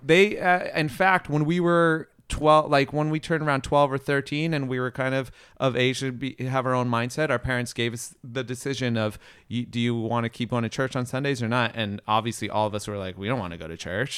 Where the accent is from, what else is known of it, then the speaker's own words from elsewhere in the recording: Riverside, California, United States; also born or lived in Ellicott City, Maryland / Orange County, California; now in Los Angeles, United States; Riverside is technically my hometown, but I grew up, uh, yeah, I grew up in Riverside